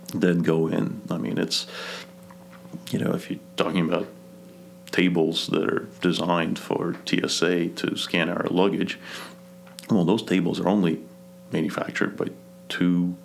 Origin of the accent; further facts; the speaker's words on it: Kazakhstan; English is a second language; moved away; I was born in Kazakhstan, out of all places. So that's Central Asia. So I was born maybe 50 miles from a Chinese border.